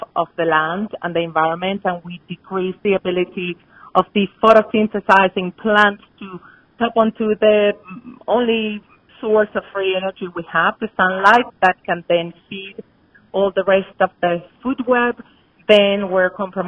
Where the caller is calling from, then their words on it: Boulder, Colorado, United States; I'm calling in from Boulder, Colorado